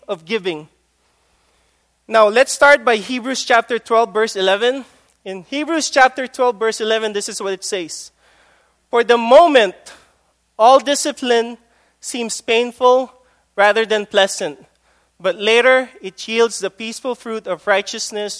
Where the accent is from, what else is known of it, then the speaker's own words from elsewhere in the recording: Philippines; moved away; My teenage years I spent in the Philippines